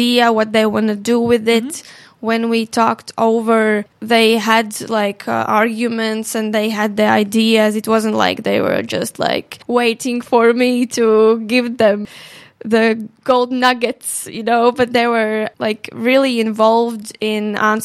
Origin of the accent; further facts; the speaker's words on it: Latvia; from Latvia